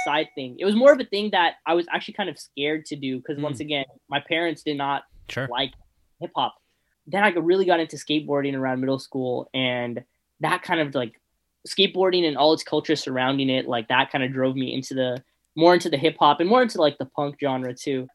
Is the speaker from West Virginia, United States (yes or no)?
no; San Fernando Valley, California, United States; I grew up in San Fernando Valley